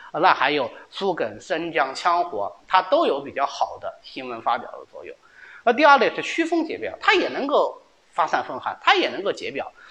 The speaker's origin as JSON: {"language": "Chinese", "region": "Zhejiang", "country": "China", "said": "我们浙江人"}